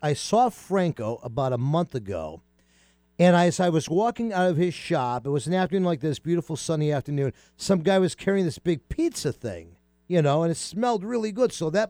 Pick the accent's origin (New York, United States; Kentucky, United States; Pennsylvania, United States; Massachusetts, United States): New York, United States; I grew up in New York